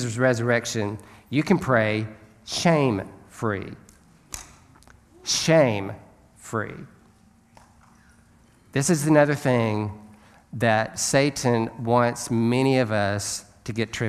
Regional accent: Alabama, United States; I'm from Alabama.

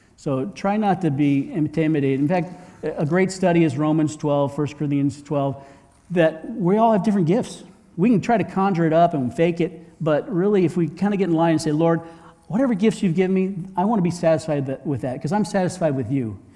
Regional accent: Sarasota, Florida, United States; moved away; also born or lived in Hong Kong / Vermont; I'm from Sarasota.

